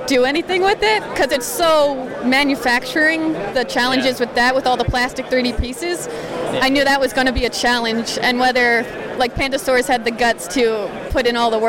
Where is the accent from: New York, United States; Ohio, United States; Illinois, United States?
New York, United States; Long Island; I'm from Long Island, New York.